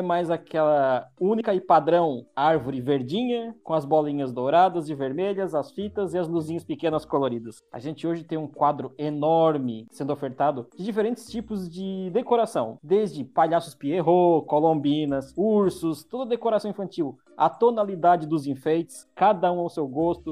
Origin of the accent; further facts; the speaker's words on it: Santa Catarina, Brazil; eu moro em Criciúma, sou de Santa Catarina, sul do Brasil